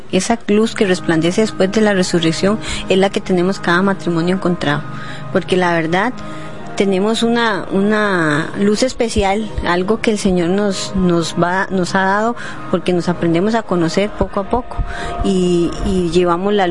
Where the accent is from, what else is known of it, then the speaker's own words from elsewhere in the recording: Cartago, Costa Rica; somos de Cartago, pertenecemos a la diócesis de Cartago